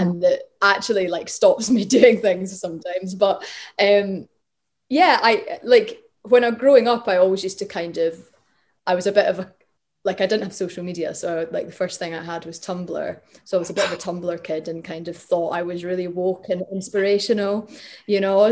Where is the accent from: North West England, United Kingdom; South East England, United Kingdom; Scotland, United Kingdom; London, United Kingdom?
Scotland, United Kingdom; Glasgow; I grew up in Glasgow